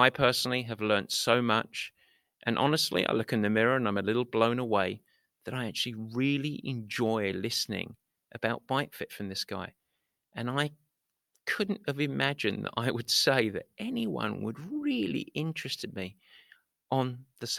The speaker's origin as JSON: {"language": "English", "area": "Essex", "region": "East of England", "country": "United Kingdom", "moved": "yes", "lives_now": "San Francisco, United States", "said": "I'm based in San Francisco, but came from Essex, England"}